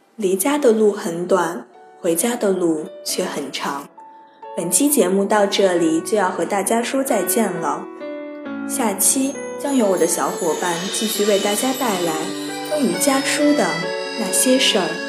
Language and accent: Chinese; Taiyuan, Shanxi, China; moved away as an adult; now in Nanjing, China; 来自山西太原。我在南京大学，距离我的家乡一千零九十公里